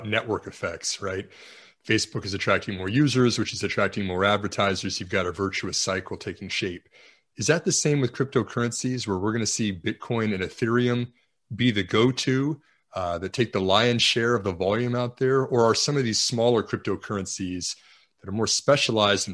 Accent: Texas, United States; we are both from Texas

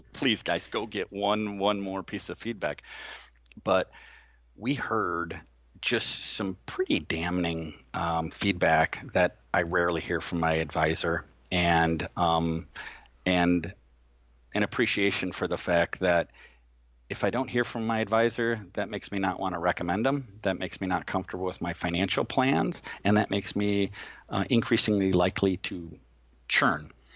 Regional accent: Manhattan Beach, California, United States; moved away; I grew up in Manhattan Beach

